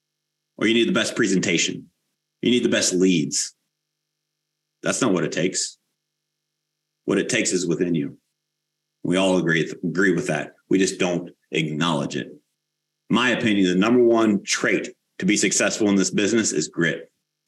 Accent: United States; we as the American people

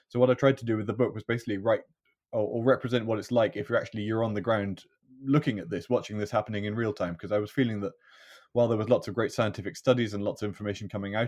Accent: Scotland, United Kingdom; I was born and brought up in Galloway, right far southwest corner of Scotland.

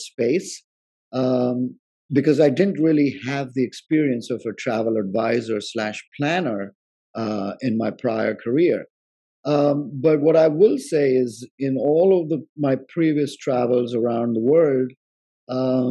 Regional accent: India; moved away; growing up in India, you know, I went on road trips with my parents

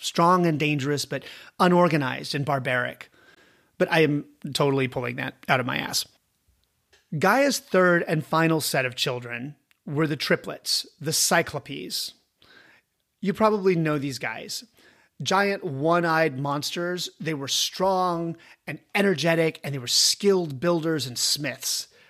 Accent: United States; I am an American.

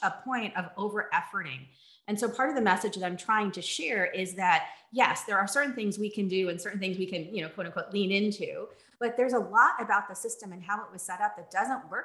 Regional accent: New Jersey, United States; also born or lived in San Francisco; now in Los Angeles, United States; I grew up in New Jersey. I grew up in a very small farm country town.

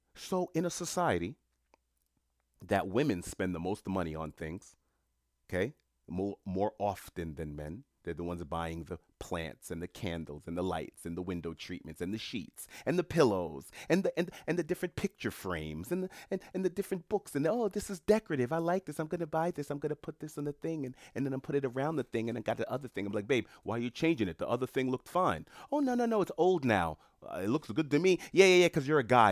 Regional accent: New York City, New York, United States; I'm a New Yorker. I'm in New York City at the time

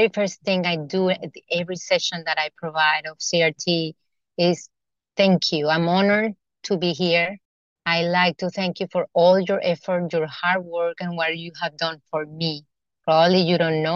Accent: Colombia; now in United States; I'm from Colombia

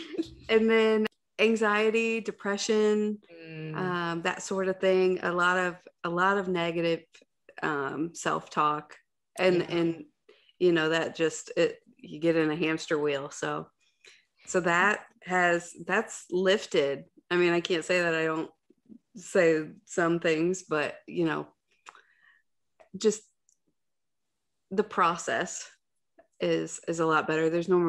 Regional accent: Ohio, United States; I'm from Ohio.

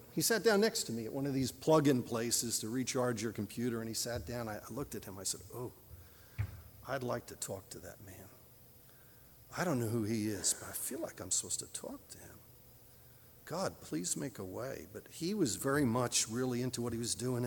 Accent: New Jersey, United States; I grew up in New Jersey

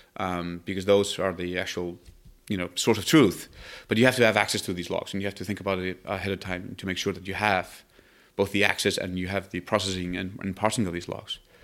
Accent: Iceland; moved away as an adult; now in Palo Alto, United States; I come from Iceland

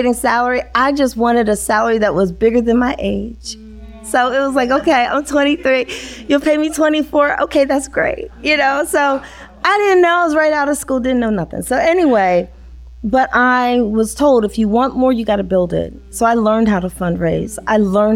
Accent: Pennsylvania, United States; moved away as an adult; also born or lived in Washington, D.C.; growing up in Pennsylvania

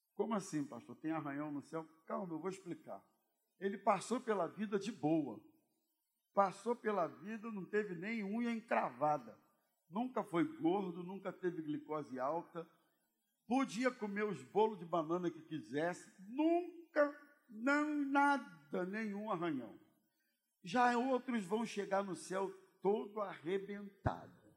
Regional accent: Brazil; como bom brasileiro

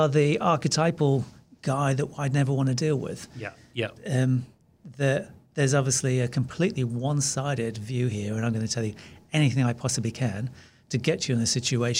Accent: New Zealand; Maybe part of that is being Kiwi.

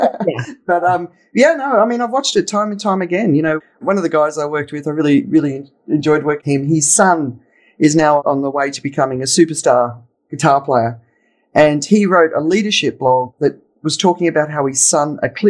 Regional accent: Australia; moved away as an adult; now in Phuket, Thailand; So I'm Australian. I'm living in Phuket in Thailand. And I left Australia in 1995.

